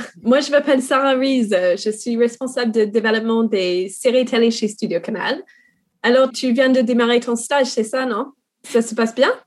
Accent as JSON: {"language": "French", "country": "New Zealand", "first_language": "English", "second_language": "French", "said": "bah, je suis néo-zélandaise, donc euh"}